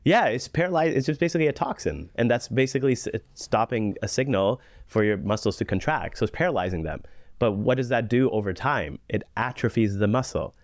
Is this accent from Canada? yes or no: yes; Canada; being a Canadian physician